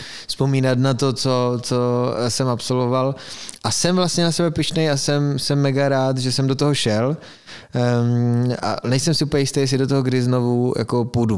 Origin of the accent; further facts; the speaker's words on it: Frýdek-Místek, Moravian-Silesian Region, Czechia; jsem z Beskyt